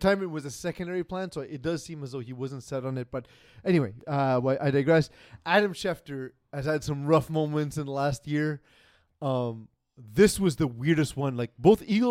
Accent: Canada; we're Canadian

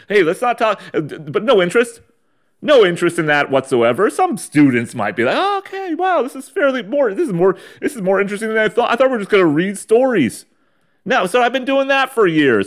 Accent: San Diego County, California, United States; moved away as an adult; before I moved away from the old San Diego County and the fucking dusty, uh, dustbin bowl of my hometown

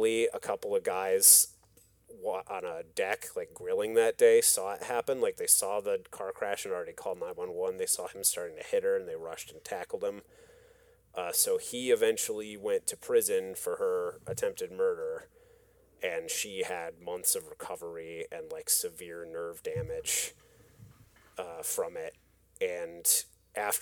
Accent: West Michigan, United States; I grew up in West Michigan.

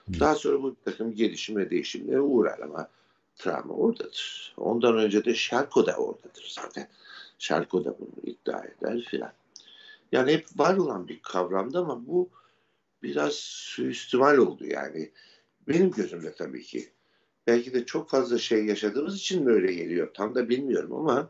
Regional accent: Ordu, Turkey; benim doğup büyüdüğüm ev bir tesadüf eseri e, eski bir Rum

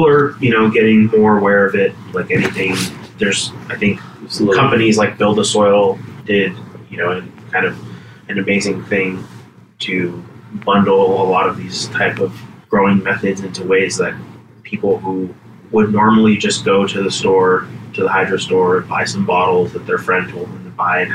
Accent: Los Angeles, California, United States; I was born and raised in the San Fernando Valley

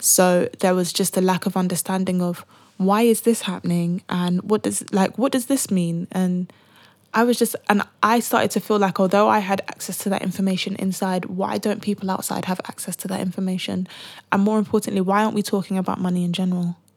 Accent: United Kingdom; being black and being British

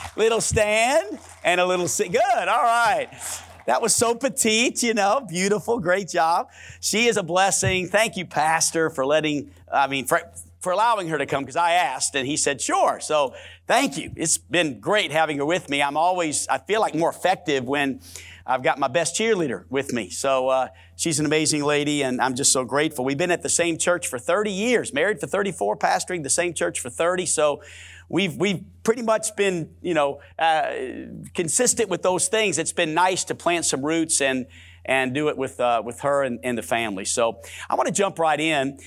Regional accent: New Orleans, Louisiana, United States; I'm born and raised in New Orleans, Louisiana, and I can say it like it's supposed to be said, New Orleans

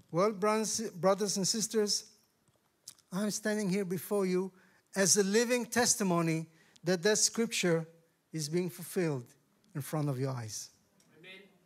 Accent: Tel Aviv, Tel Aviv District, Israel; I come from Israel

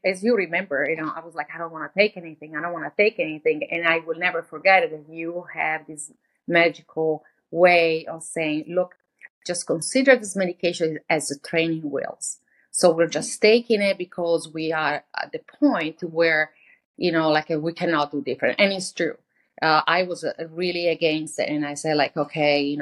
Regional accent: Italy; moved away; I'm from Italy

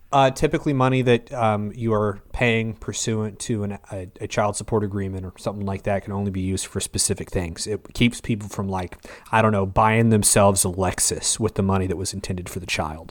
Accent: Oklahoma, United States; we're all from Oklahoma

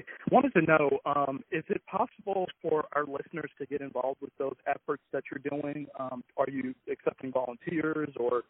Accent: West Palm Beach, Florida, United States; moved away; I'm originally from Florida myself, West Palm.

